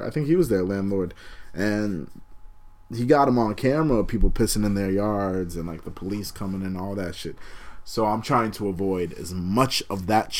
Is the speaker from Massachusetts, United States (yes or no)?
yes; Boston, Massachusetts, United States; born and raised in Greater Boston.